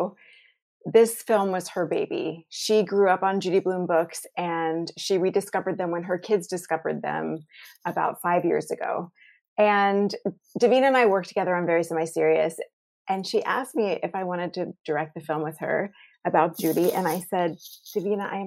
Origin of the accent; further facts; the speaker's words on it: Jacksonville, Florida, United States; I grew up in Jacksonville, Florida in the 80s